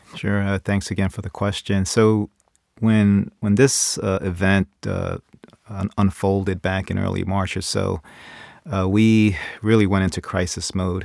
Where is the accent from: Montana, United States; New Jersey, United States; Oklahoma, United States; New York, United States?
New York, United States; New York City; moved away as an adult; now in Ohio, United States; growing up in New York City, uh, in the Bronx